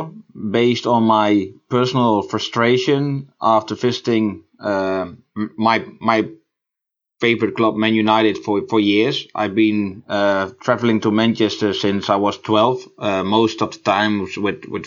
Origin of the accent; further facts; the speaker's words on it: Netherlands; I'm from the Netherlands